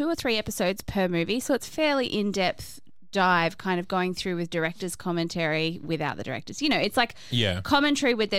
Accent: Australia; I am Australian

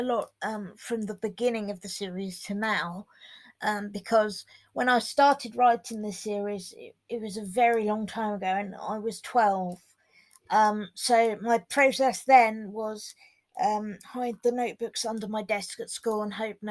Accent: Hampshire, South East England, United Kingdom; I'm 24 and I'm a novelist from Hampshire in England.

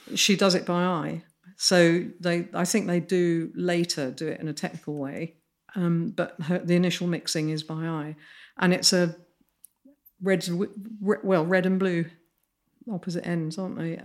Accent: Midlands, United Kingdom; grew up in the Midlands and, and in a s, lovely Georgian town.

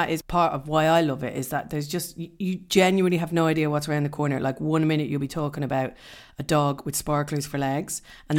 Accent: Dublin, Leinster, Ireland; moved away; I'm from South Dublin. I'm from Dublin. But I've lived here for over 20 years.

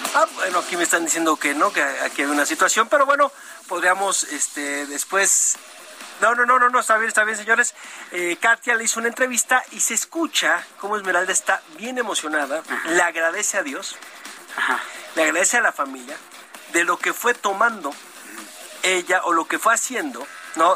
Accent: Mexico

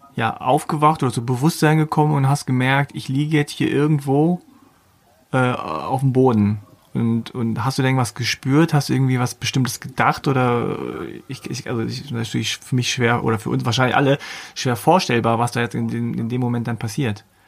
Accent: Hanover, Lower Saxony, Germany; Ich zum Beispiel komme aus Hannover

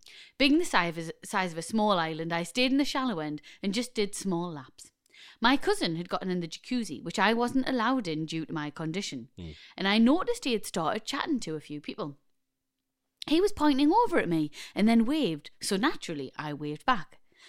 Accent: Newcastle, North East England, United Kingdom; We're from Newcastle, brilliant.

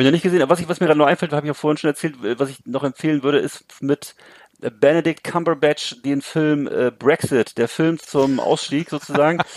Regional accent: Bremerhaven, Bremen, Germany; in 70er, 80er Jahren, wo ich groß geworden bin, nichts mehr zu tun, weißt du, wo es bei mhm. uns in Bremerhaven

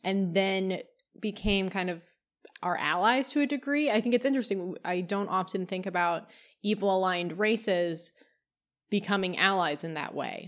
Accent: Kentucky, United States; I grew up in Kentucky

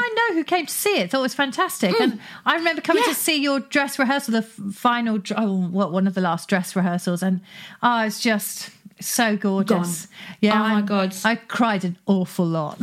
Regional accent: Cornwall, South West England, United Kingdom; I'm from Cornwall

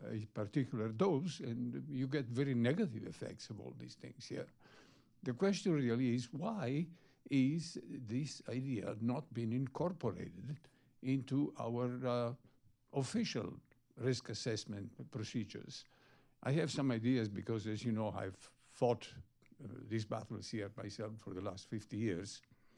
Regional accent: Bethesda, Maryland, United States; from Bethesda.

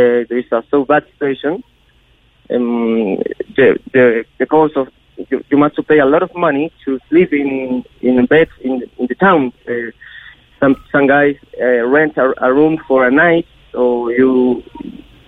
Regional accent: Chile; English is a second language; moved away as an adult; I'm from Chile. I'm the guy that's from Chile

